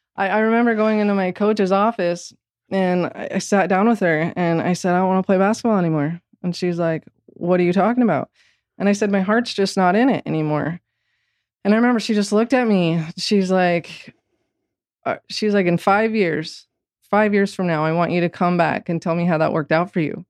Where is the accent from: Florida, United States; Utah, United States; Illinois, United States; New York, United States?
Utah, United States; Orem; of the church growing up in Orem, Utah